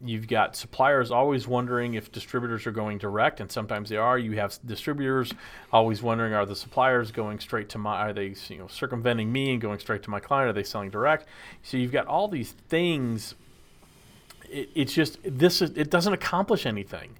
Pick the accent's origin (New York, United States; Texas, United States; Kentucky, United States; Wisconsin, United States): Texas, United States; The best part of growing up in Texas is being in Texas